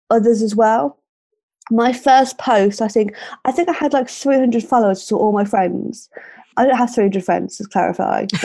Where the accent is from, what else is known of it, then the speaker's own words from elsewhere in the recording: Birmingham, West Midlands, United Kingdom; accent: Brummie; I'm 27 from Birmingham.